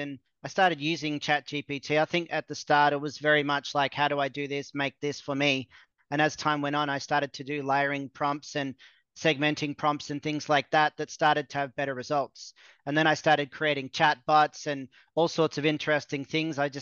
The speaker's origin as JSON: {"language": "English", "country": "Australia", "also_born_or_lived": "Mexico", "moved": "as an adult", "said": "I'm from Australia"}